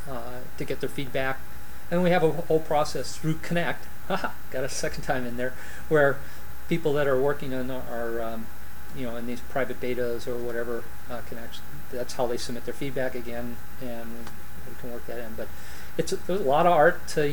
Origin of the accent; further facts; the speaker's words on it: Los Angeles, California, United States; I grew up in San Fernando Valley